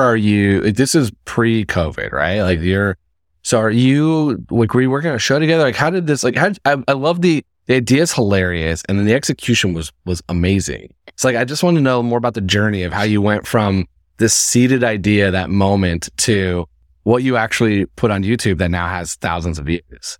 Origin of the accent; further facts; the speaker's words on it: Indiana, United States; moved away; I'm from Indiana.